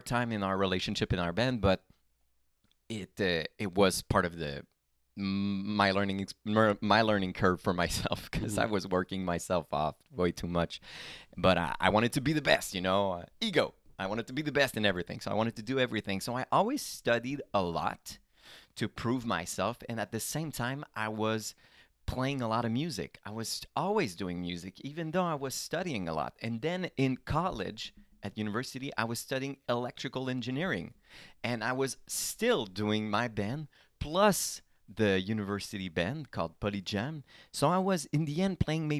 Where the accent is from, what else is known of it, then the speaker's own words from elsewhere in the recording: Lorraine, Quebec, Canada; also born or lived in Rosemère, Quebec; I come from Lorraine. Okay. So Rosemère, the La Rive Nord. So the North Shore, okay, above Laval.